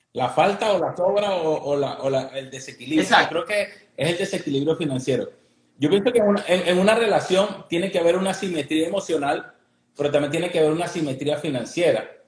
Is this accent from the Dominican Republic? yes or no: no; Venezuela; now in Miami, United States; nosotros somos Venezuela, vienen de Venezuela